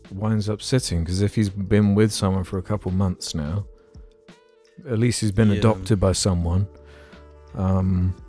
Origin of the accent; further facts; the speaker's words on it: England, United Kingdom; we're English